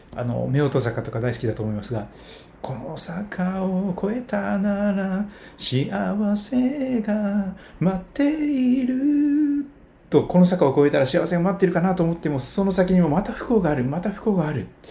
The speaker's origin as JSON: {"language": "Japanese", "region": "Kochi", "country": "Japan", "tie": "born or raised there", "moved": "yes", "said": "私は高知県高知市で生まれ育った"}